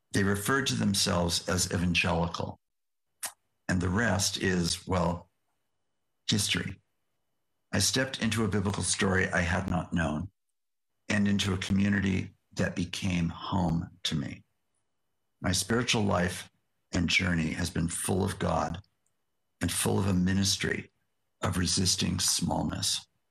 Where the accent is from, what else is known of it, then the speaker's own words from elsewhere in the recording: West Coast of the United States, United States; also born or lived in Yakima Nation; I am a tall, white, educated American, born and raised on the West Coast of the United States